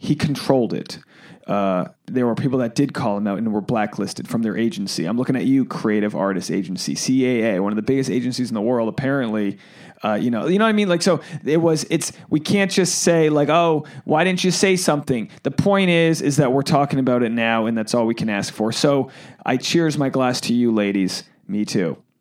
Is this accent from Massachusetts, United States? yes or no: yes; Boston, Massachusetts, United States; I'm from the Boston area, New England